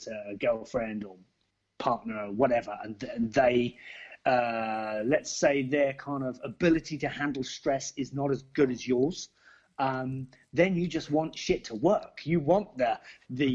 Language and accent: English; Basingstoke, South East England, United Kingdom; my hometown of Basingstoke